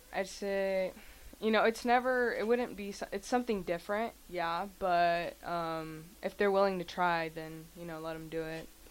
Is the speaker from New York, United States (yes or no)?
no; Lincoln, Nebraska, United States; first language Spanish; English is a second language; also born or lived in Kansas City, Missouri; I was born and raised in Lincoln, Nebraska